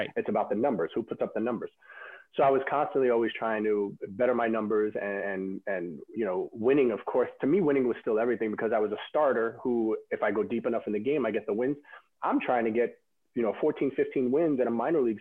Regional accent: New York City, New York, United States; a kid growing up in Brooklyn, who's a Mets fan

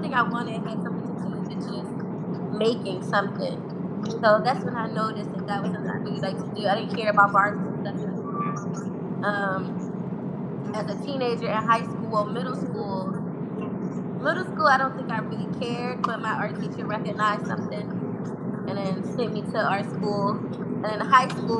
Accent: Philadelphia, Pennsylvania, United States; I'm an artist from West Philly

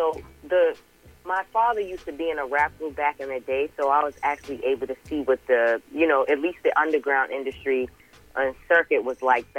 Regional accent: Boston, Massachusetts, United States; also born or lived in Georgia; And I'm from Boston, Mass., but I also grew up in Georgia, and I have family from Jamaica as well.

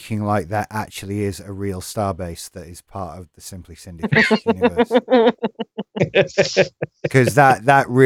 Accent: United Kingdom; as a British person

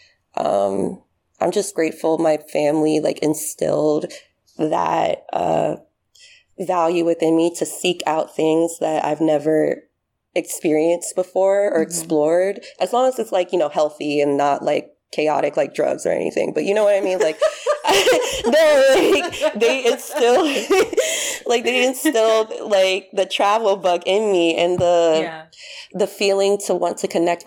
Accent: United States; moved away as an adult; also born or lived in Haiti (ancestry); now in Paris, France; as an American, it's kind of, it's not something you would, like, align with, like, an immigrant and all that, since I've been living in America my whole life

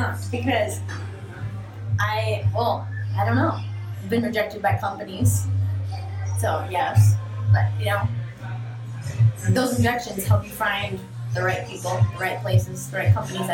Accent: New York City, New York, United States; moved away as an adult; also born or lived in Ohio; now in California, United States; my hometown, New York City

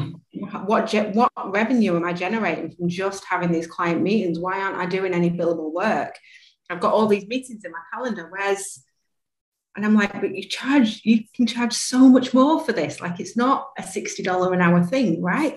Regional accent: Manchester, North West England, United Kingdom; accent: English; moved away as an adult; now in Australia; originally from Manchester in the UK

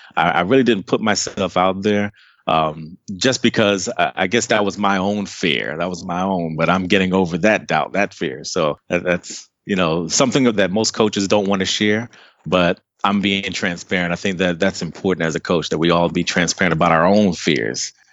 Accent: Takoma Park, Maryland, United States; moved away as an adult; also born or lived in Trinidad and Tobago (family origin); now in Dallas, United States; I was born and raised right outside of D C in a city called Tacoma Park, Maryland.

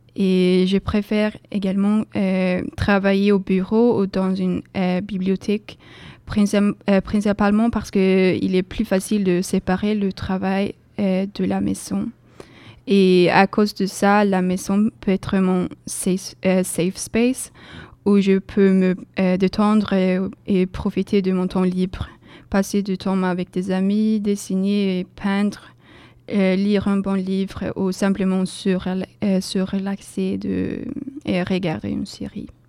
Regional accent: Sweden; French is a second language; moved away as an adult; now in Bordeaux, France; chez moi, en Suède

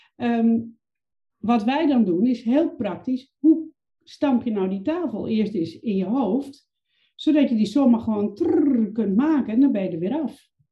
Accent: Overijssel, Netherlands; Ik ben opgegroeid in een klein provinciestadje in Overijssel.

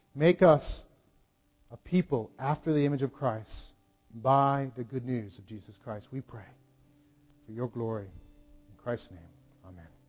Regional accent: United States; as an American

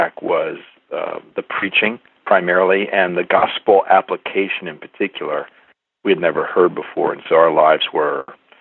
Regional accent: Midwest, United States; I'm from the Midwest

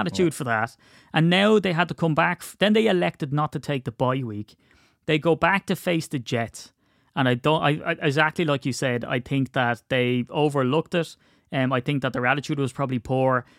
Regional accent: Ireland; we're Irish

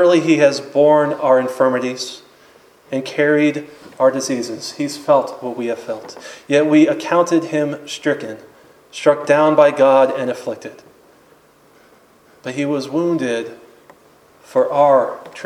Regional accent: Apopka, Florida, United States; I'm from Apopka

